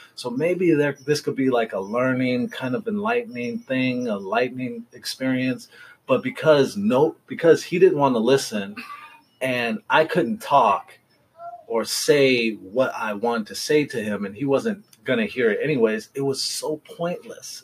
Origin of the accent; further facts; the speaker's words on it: Seattle, Washington, United States; now in Southern California, United States; I'm from Seattle, but it's been so long